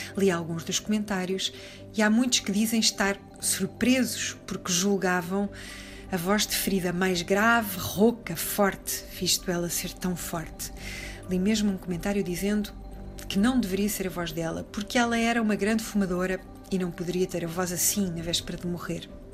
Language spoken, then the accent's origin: Portuguese; Portugal; sendo portugueses